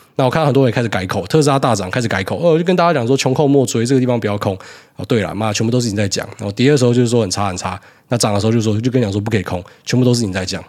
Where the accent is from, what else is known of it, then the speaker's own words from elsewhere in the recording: Taiwan; also born or lived in Hualien / Miaoli; 苗栗跟花莲那个气质真的蛮像的。我刚好就是诞生在，呃，这两个地方的协同之下